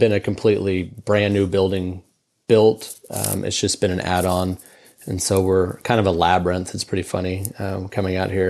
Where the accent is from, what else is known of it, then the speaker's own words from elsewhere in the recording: Houston, Texas, United States; moved away as an adult; now in Lubbock, United States; I grew up in Houston.